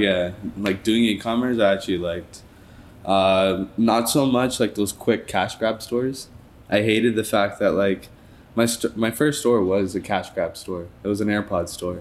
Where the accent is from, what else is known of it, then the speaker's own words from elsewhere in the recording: Toronto, Ontario, Canada; I'm from Toronto